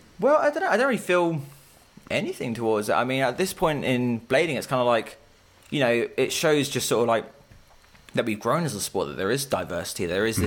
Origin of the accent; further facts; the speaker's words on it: Chichester, South East England, United Kingdom; moved away as an adult; also born or lived in London; So I grew up in Chichester until I was about... 18, and then I moved to London for university.